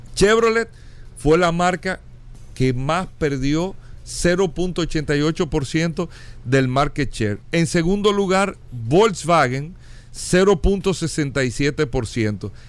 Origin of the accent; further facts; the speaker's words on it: Dominican Republic; como países como República Dominicana, como el nuestro